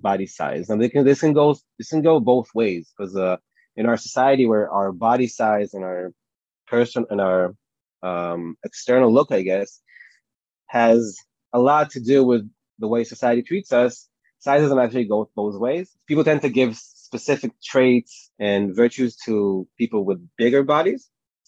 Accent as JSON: {"language": "English", "town": "Tel Aviv", "region": "Tel Aviv District", "country": "Israel", "said": "I'm from Tel Aviv in Israel."}